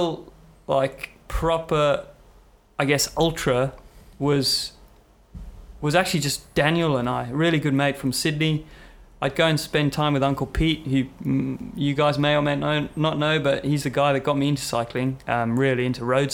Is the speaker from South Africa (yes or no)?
yes; Cape Town, Western Cape, South Africa; moved away; I'm from South Africa, so grew up in Cape Town for a bit